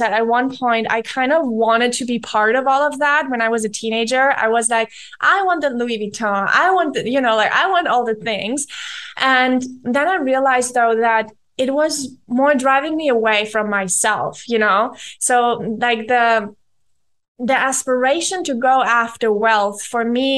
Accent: around Munich, Bavaria, Germany; I grew up around Munich in Germany.

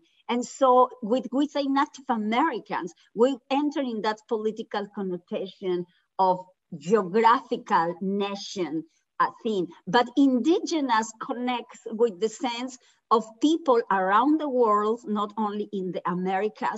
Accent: Mexico; now in United States; I was born in Mexico, living in the United States

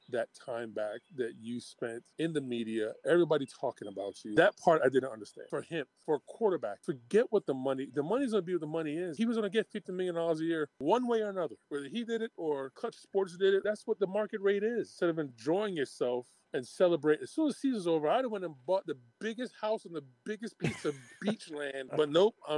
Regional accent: Florida, United States; I grew up in Florida

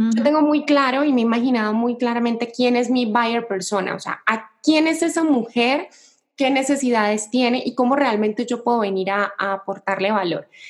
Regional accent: Cali, Valle del Cauca, Colombia; moved away as an adult; now in Mexico; yo soy de Colombia, de una ciudad que se llama Cali

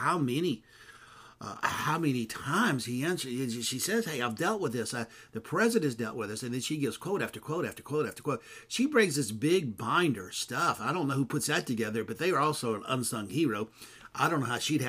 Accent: McComb, Mississippi, United States; moved away; also born or lived in California; I'm from Macomb, Mississippi

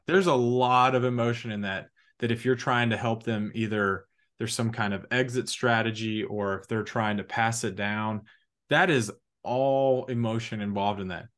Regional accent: Huntsville, Alabama, United States; now in Atlanta, United States; we're both from Huntsville, Alabama

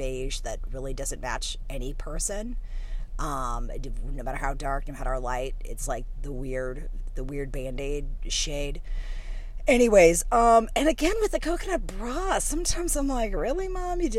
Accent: St. Louis, Missouri, United States; I grew up in St. Louis, Missouri

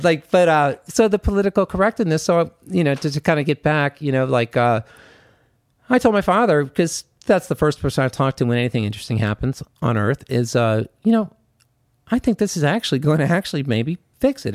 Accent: Washington, District of Columbia, United States; I'm from Washington, D C

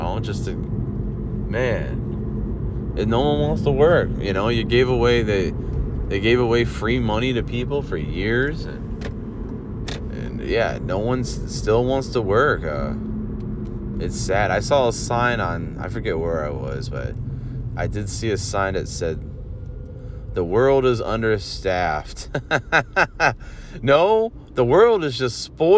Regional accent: Olmsted Falls, Ohio, United States; I grew up on Uncle Al's living in Olmsted Falls

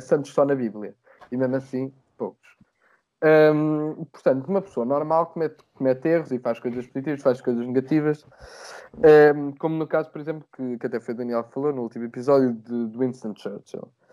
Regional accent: Portugal; nós, enquanto portugueses

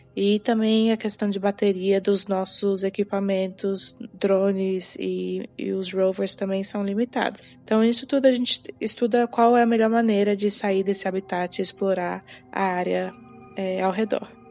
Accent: Brasília, Federal District, Brazil; moved away as an adult; also born or lived in United Kingdom / China; eu nasci e cresci em Brasília

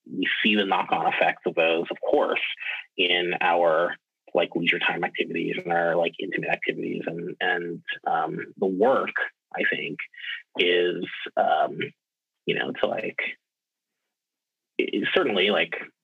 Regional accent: New Iberia, Louisiana, United States; also born or lived in Baton Rouge, Louisiana; I am originally from South Louisiana. I grew up in this little town called New Iberia

